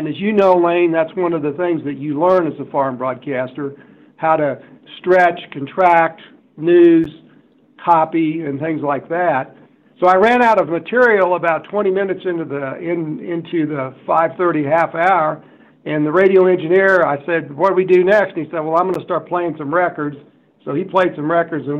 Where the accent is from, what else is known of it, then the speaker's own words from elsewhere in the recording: South Central Kansas, United States; I grew up in South Central Kansas